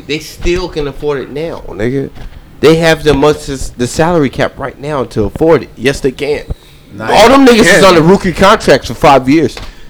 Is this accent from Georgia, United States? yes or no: no; Louisville, Kentucky, United States; now in Baltimore, United States; I'm from Louisville, Kentucky.